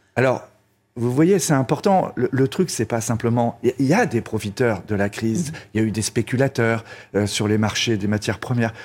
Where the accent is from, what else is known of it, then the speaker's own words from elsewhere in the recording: Brittany, France; je suis breton